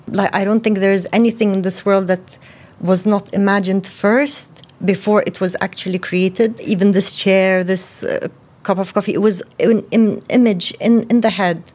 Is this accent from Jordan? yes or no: yes; Jordan; we grew up in Jordan with my mother's side